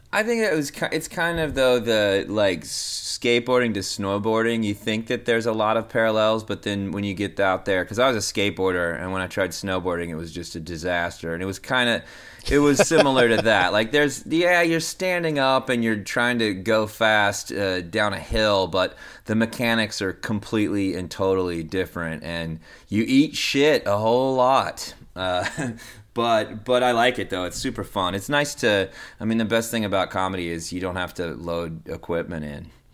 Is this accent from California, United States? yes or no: no; Denton, Texas, United States; I grew up in Denton, Texas